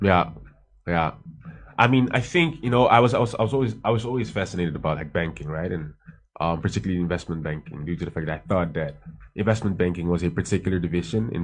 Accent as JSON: {"language": "English", "town": "Amsterdam", "region": "North Holland", "country": "Netherlands", "tie": "born or raised there", "also_born_or_lived": "Hoofddorp / Rotterdam / Johannesburg, South Africa", "moved": "as an adult", "lives_now": "Accra, Ghana", "said": "I was born and raised in the Netherlands in uh, in uh, in uh, Amsterdam. Then at some point moved to um, Hoofddorp and then studied in Rotterdam."}